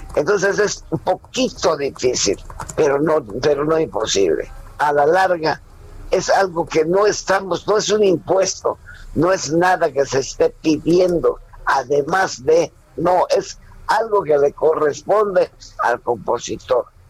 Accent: Mérida, Yucatán, Mexico; a los 12 años comienzo a trabajar en Mérida, Yucatán, con un grupo infantil, con un grupo de puros muchachos de mi edad

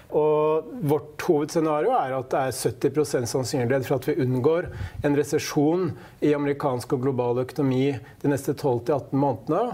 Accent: Hamar, Innlandet, Norway; på Hamar, der jeg kommer fra

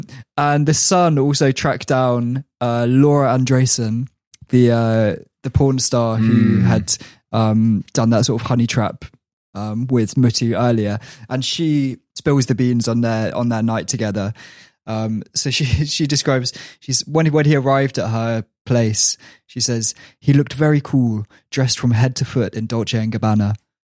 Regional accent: Transylvania, Romania; I was very surprised, even though I'm from Transylvania.

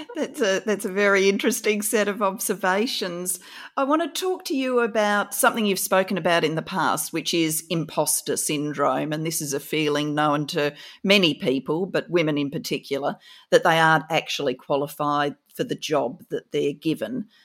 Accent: Adelaide, South Australia, Australia; I grew up in Kingswood

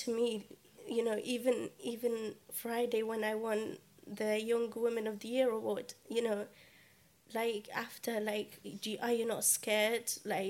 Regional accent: United Kingdom; I'm a British Yazidi teenager.

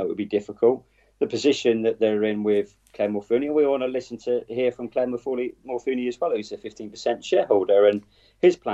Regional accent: Wroughton, South West England, United Kingdom; I grew up in Rorton

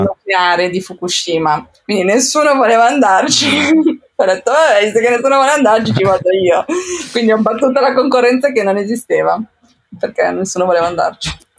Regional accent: Como, Lombardy, Italy; moved away as an adult; also born or lived in Japan / London / Cambodia; now in Amsterdam, Netherlands; sono nata in Italia, sono nata a Como

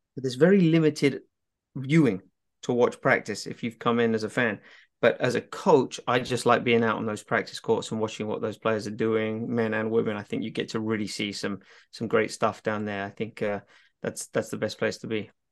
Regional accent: England, United Kingdom; being English, because we grew up around

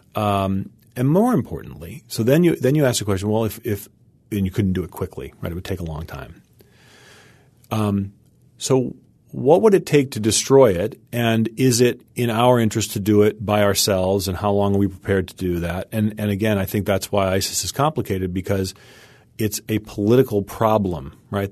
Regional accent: United States; As an American

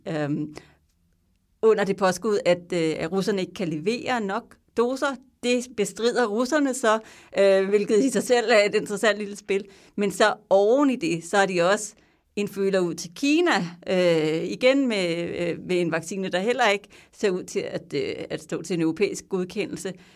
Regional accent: Denmark; now in Belgium; man sidder der som dansker

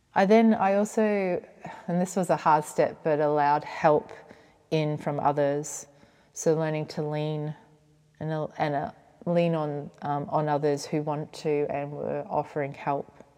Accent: Cairns, Queensland, Australia; moved away as an adult; also born or lived in Brisbane; I completed my undergraduate training via distance in my hometown of Cairns, and then I moved to Brisbane

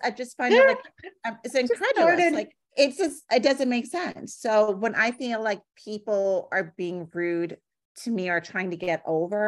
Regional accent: New York City, New York, United States; I'm from New York City

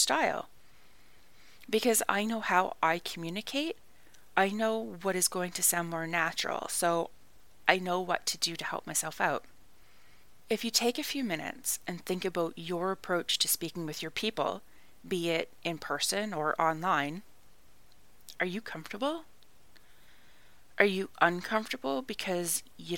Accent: Canada; moved away as an adult; also born or lived in Ireland; I am Canadian

